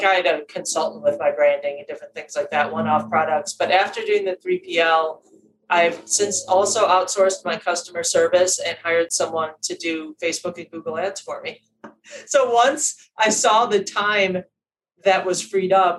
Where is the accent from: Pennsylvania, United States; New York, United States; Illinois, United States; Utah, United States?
Illinois, United States; Chicago; now in Detroit, United States; I'm from Chicago.